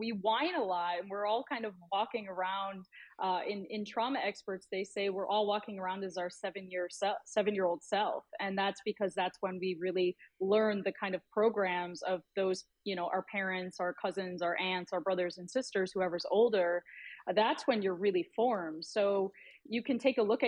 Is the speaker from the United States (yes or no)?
yes; Buffalo, New York, United States; moved away as an adult; I was really sheltered growing up in South Buffalo